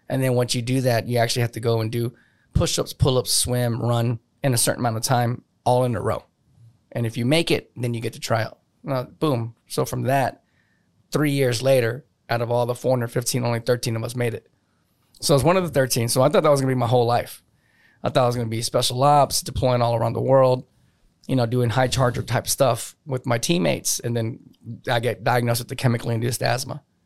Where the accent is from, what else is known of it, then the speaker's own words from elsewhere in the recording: New Braunfels, Texas, United States; moved away as an adult; also born or lived in New Orleans, Louisiana; I was gone from New Braunfels for eighteen years straight